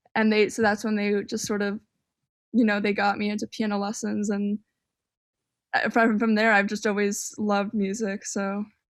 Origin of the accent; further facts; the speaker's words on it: northern suburbs of Chicago, Illinois, United States; moved away as an adult; also born or lived in Miami; now in Chicago, United States; I grew up more on the suburbs, and, and the suburbs were, like, I feel like I got a good education growing up here